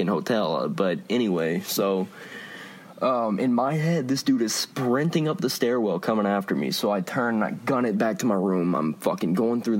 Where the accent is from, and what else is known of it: Lafayette, United States; born or raised there